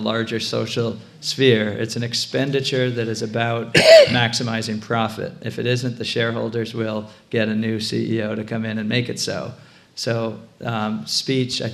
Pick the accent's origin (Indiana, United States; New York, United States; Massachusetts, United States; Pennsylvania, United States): Massachusetts, United States; Concord; I'm from Concord, and we've been having town meeting